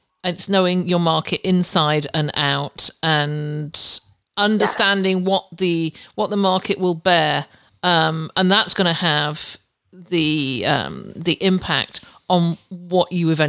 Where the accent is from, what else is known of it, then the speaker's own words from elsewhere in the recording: England, United Kingdom; moved away as an adult; now in Canada; when I came out from England to Canada back nearly 20 years ago to start doing this, I just bought everything cheap.